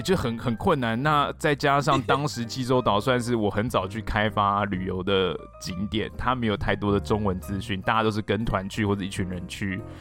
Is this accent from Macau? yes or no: no; Taiwan; 你身为台湾人